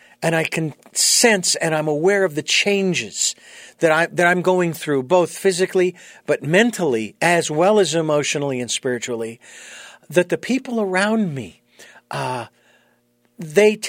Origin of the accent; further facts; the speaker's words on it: United States; also born or lived in Phoenix, Arizona; I was born and raised in the United States